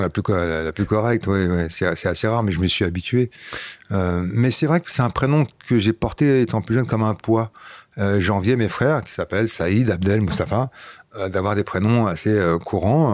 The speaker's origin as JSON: {"language": "French", "region": "Flanders", "country": "Belgium", "tie": "born or raised there", "also_born_or_lived": "Paris region, France", "first_language": "Flemish", "second_language": "French", "moved": "yes", "said": "J'ai grandi là-bas, donc la première langue que j'ai parlé c'était le flamand"}